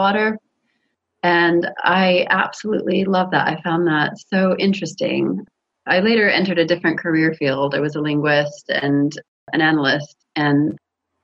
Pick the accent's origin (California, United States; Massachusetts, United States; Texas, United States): California, United States; moved away as an adult; now in United Kingdom; I grew up in California